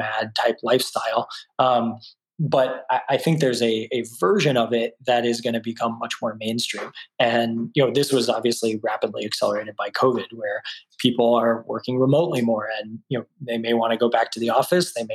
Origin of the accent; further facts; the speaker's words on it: Austin, Texas, United States; moved away as an adult; also born or lived in California; I grew up in Austin